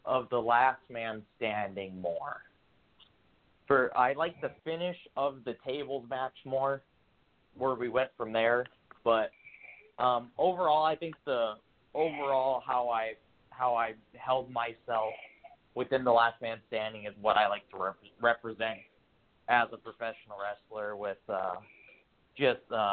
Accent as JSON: {"language": "English", "region": "North Dakota", "country": "United States", "said": "It's my home state"}